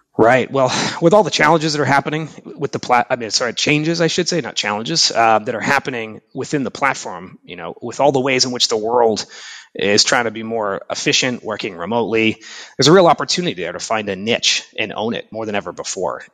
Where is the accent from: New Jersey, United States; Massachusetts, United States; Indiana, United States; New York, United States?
Massachusetts, United States; Boston; also born or lived in Japan; I've been living in, in and around Boston, Massachusetts most of my life, apart from a few years working in Japan as an English teacher and traveling